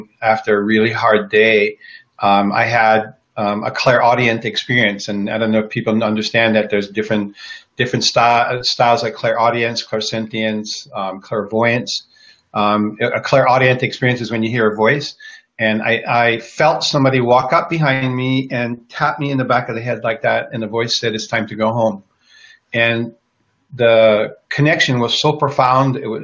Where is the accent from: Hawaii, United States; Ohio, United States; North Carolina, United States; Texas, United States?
Hawaii, United States; Kona; moved away; I grew up in Kona on the Big Island in Hawaii. I'm the only one in my family that left Hawaii.